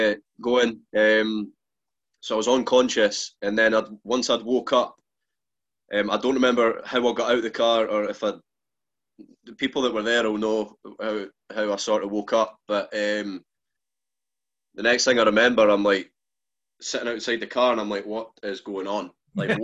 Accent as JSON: {"language": "English", "area": "Fife", "region": "Scotland", "country": "United Kingdom", "said": "I stay in Fife. I stay in a wee village"}